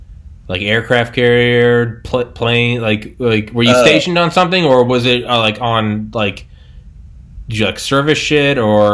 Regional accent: New England, United States; I'm from New England.

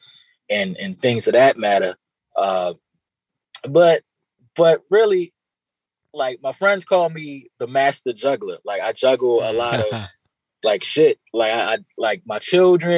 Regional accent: Baltimore, Maryland, United States; growing up in Baltimore and not really having that father figure

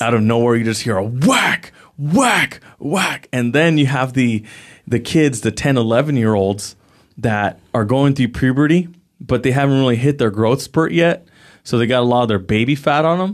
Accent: San Jose, California, United States; I grew up in the Eastside San Jose

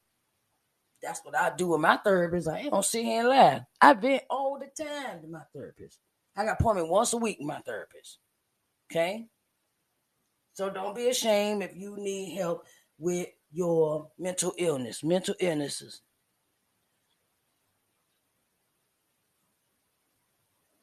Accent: Uniontown, Pennsylvania, United States; I am from Uniontown, Pennsylvania, 45 minutes outside of Pittsburgh, Pennsylvania, in the United States of America

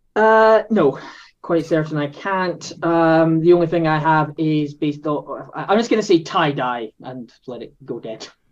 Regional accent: Scotland, United Kingdom; If the accent doesn't give it away, I am from Scotland

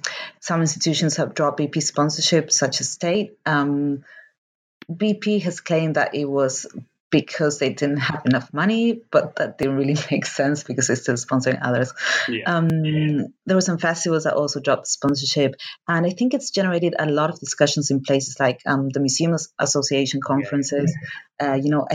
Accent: Argentina; moved away; I am from Argentina, and actually my current project is based in Argentina, but I've been living here for a long time

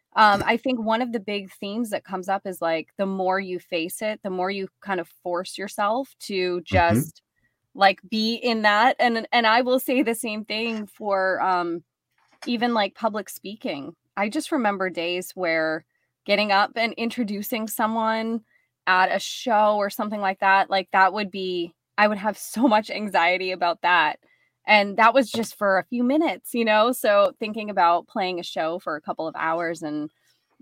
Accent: South Shore of Massachusetts, United States; I grew up on the South Shore of Massachusetts

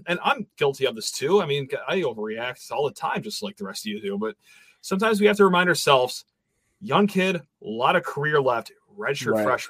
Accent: Michigan, United States; I'm not even from Southern California. I'm from here

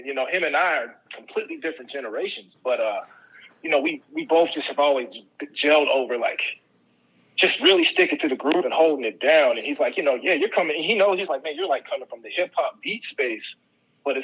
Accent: Virginia Beach, Virginia, United States; as a kid, like in high school, where I grew up in Virginia Beach, just that Tidewater area.

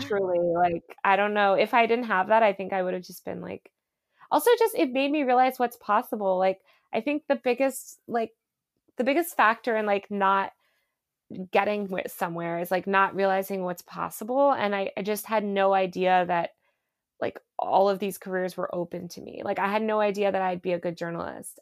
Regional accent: United States; now in New York, United States; I grew up outside New York

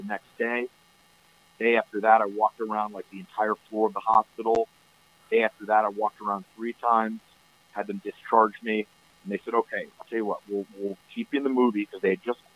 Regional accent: Pennsylvania, United States; moved away as an adult; also born or lived in Los Angeles; I'm from Pennsylvania, and I would go back to my karate school in Pennsylvania

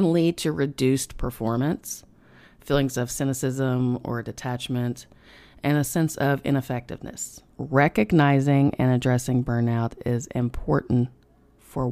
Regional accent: United States; accent: hillbilly

